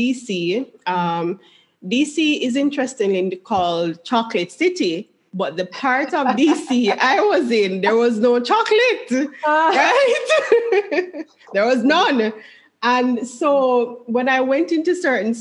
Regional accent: Jamaica; moved away; I grew up in Jamaica

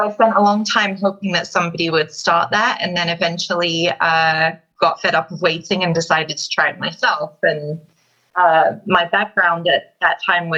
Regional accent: London, United Kingdom; moved away as an adult; now in United States; I'm originally from London, London, England, and I moved to the US in 2009

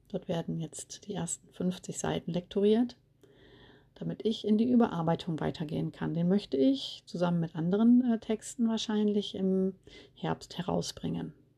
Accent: East Frisia, Lower Saxony, Germany; now in Rhineland, Germany; bin Ende der 70er in Ostfriesland geboren und lebe aber heute im Rheinland

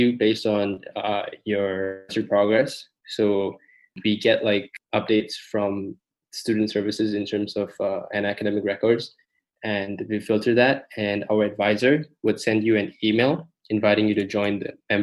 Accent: Malaysia; now in United States; I'm from Southeast Asia, Malaysia to be exact.

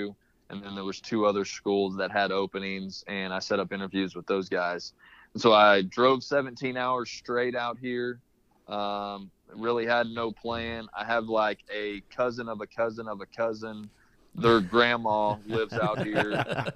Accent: Ada, Oklahoma, United States; moved away as an adult; now in Phoenix, United States; I went to East Central in Ada. It's in my hometown, D2 school

